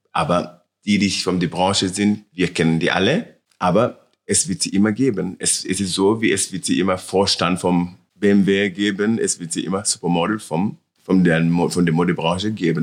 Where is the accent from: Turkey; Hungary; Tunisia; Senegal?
Senegal; German is a second language; also born or lived in Milan / Paris; now in Munich, Germany; meine Heimat und meine richtige, richtige Zuhause ist in Senegal, bei meiner Mama